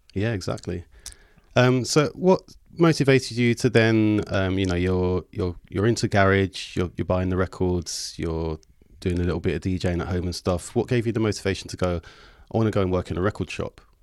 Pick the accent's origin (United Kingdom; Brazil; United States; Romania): United Kingdom; London; growing up in South